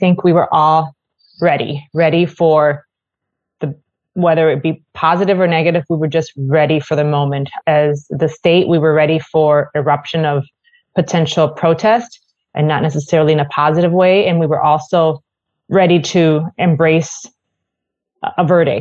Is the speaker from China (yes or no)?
no; Puerto Rico; now in Minnesota, United States; I'm originally from Puerto Rico, so I'm not from Minnesota originally